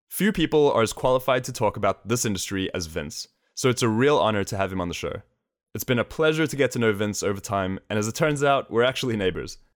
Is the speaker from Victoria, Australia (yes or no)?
yes; Melbourne, Victoria, Australia; moved away as an adult; now in New York, United States; I'm from Melbourne, Australia, so long way away.